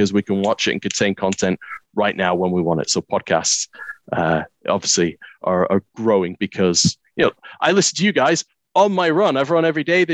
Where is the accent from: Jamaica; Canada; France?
Canada; moved away as an adult; I grew up in Canada